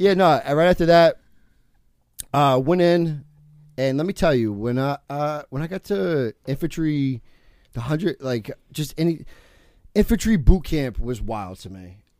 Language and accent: English; California, United States; born there; also born or lived in New Jersey; That's my first kid I met when I moved to Jersey from because I was born in California.